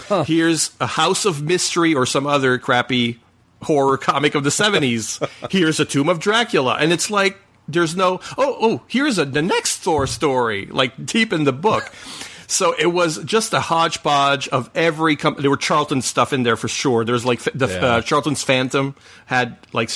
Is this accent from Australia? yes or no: no; Canada; first language French; English is a second language